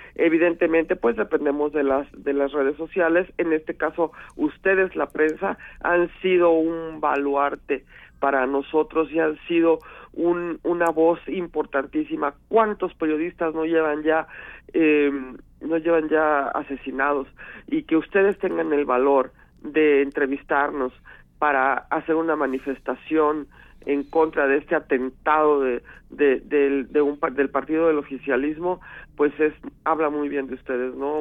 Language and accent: Spanish; Mexico; Somos mexicanos.